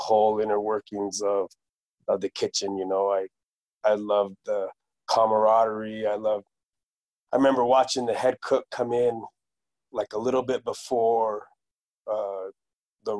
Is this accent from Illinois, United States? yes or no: no; New Mexico, United States; also born or lived in Southern Colorado; now in Denver, United States; I was raised in New Mexico